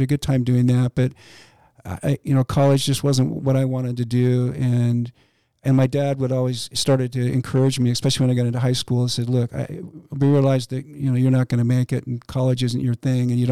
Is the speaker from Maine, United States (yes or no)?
no; Boise, Idaho, United States; also born or lived in Pocatello, Idaho / Seattle, Washington; I grew up in Boise